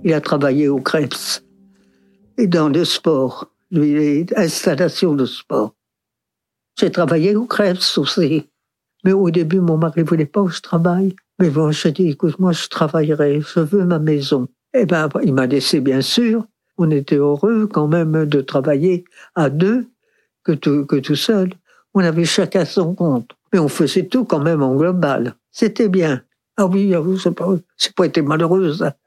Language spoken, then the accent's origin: French; Dinard, Brittany, France; je suis né à Dinard.